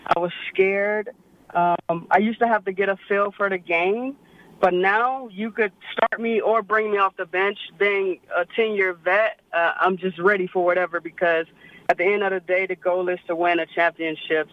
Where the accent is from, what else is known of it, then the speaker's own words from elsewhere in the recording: Florida, United States; me being from Florida